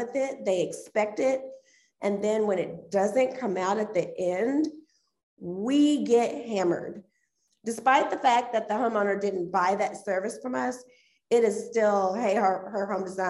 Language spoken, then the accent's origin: English; Dayton, Ohio, United States; moved away as an adult; also born or lived in Indianapolis, Indiana; I'm originally from Dayton, Ohio. So lived there all the way up until 2004, moved to Indianapolis